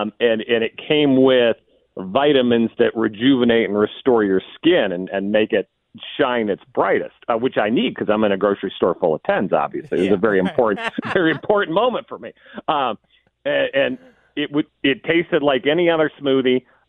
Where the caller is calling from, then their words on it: Los Angeles, California, United States; Los Angeles, California. There's a palm tree right outside my window.